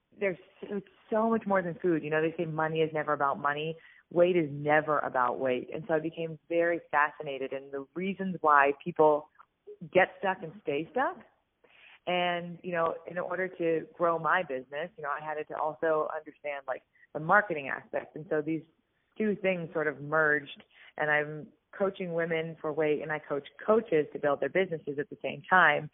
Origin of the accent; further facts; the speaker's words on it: Pittsburgh, Pennsylvania, United States; I actually grew up in Pittsburgh, Pennsylvania, where I live now